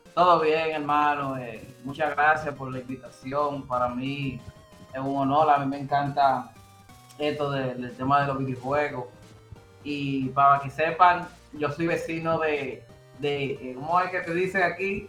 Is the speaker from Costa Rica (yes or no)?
no; Dominican Republic; como buenos dominicanos